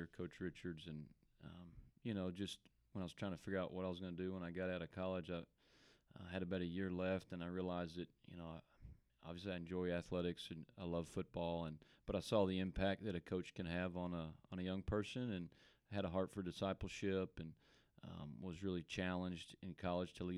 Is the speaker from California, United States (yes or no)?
no; Allen, Texas, United States; also born or lived in Durant, Oklahoma; I'm a local guy. I grew up in Allen, lived there my whole life